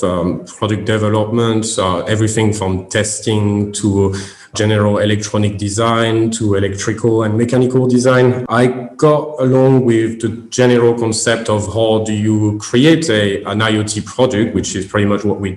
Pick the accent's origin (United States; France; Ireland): France; French Caribbean, French Antilles; English is a second language; moved away as an adult; now in United Kingdom; obviously I'm French. I came from Caribbean actually, and I studied in France